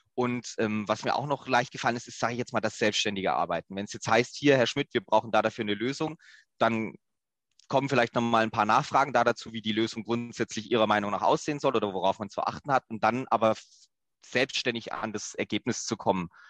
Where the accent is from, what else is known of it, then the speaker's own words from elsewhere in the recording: Southern Germany, Germany; accent: slight southern dialect; also born or lived in Lower Saxony; dass es mich auch wieder zurück in den Süden gezogen hat